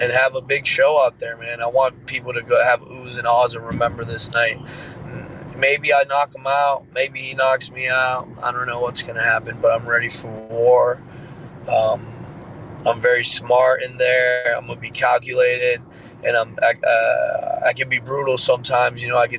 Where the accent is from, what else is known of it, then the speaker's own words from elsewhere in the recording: Florida, United States; I'm from Florida